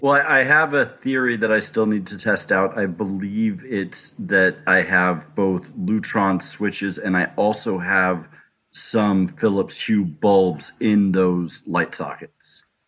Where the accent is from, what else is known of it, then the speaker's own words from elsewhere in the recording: Los Angeles, California, United States; now in New Hampshire, United States; Originally, I'm from Los Angeles, but I live in New Hampshire now